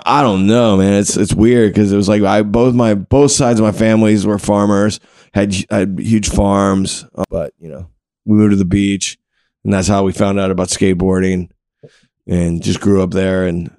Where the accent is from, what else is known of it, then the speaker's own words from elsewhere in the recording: Wilmington, North Carolina, United States; also born or lived in Abingdon, Virginia; I was born in the Abingdon, Virginia, which is in the Appalachian Mountains. But at 7, my parents separated and my mother moved us to the beach. So we moved to Wilmington, North Carolina.